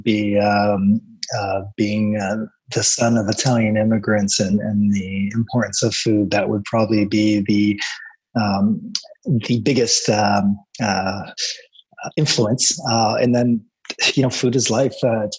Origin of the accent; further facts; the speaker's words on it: Toronto, Ontario, Canada; We grew up in Scarborough in the 70s